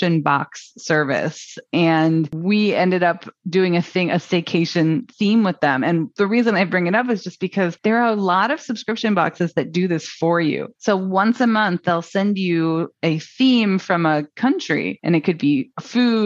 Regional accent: Midwest, United States; also born or lived in Chicago; I'm from the Midwest

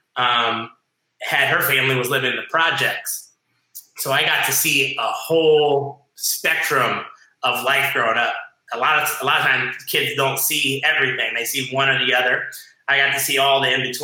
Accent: Ohio, United States; moved away as an adult; also born or lived in Hawaii / Las Vegas; now in South Florida, United States; I was raised on this big farm in Ohio

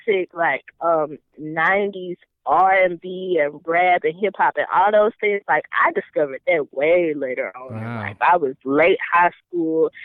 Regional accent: Goshen, Mississippi, United States; I'm from Goshen, Mississippi

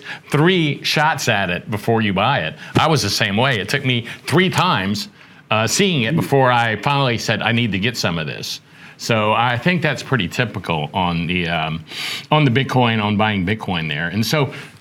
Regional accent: South Carolina, United States; moved away as an adult; now in Texas, United States; I'm from South Carolina originally, but I moved out here at 24 and now I'm 67

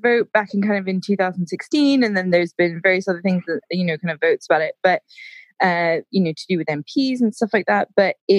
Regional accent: United States; now in United Kingdom; I've now been in the UK for it's about 14 years now, and I know that long, right? And my accent, I do quite English because I've been over here for so long, but then as soon as I speak to an American, I do go more American.

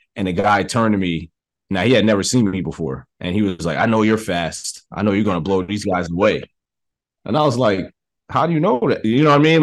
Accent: New York City, New York, United States; I'm from the Bronx

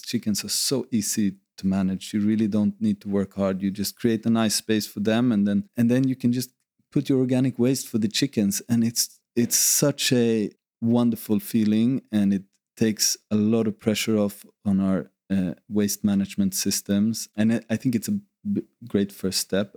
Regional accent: Sweden; moved away as an adult; now in Ibiza, Spain; I grew up in Sweden

